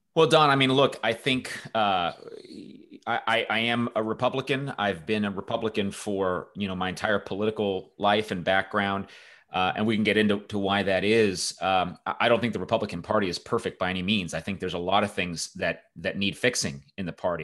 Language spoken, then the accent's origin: English; Los Angeles, California, United States; I grew up in, in Southern California. I grew up near Los Angeles